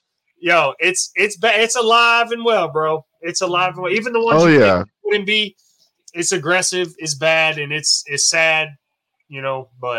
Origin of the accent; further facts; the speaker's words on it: South Florida, United States; Growing up in South Florida